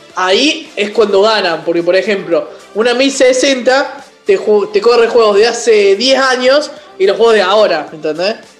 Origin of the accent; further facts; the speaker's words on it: Córdoba, Argentina; un programa de videojuegos hablado por tres cordobeses